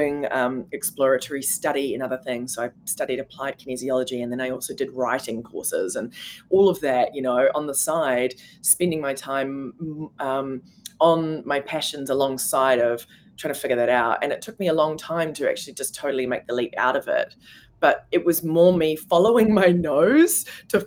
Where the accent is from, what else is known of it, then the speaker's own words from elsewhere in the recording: New Zealand; moved away as an adult; also born or lived in New York; being a New Zealander, I was on a particular visa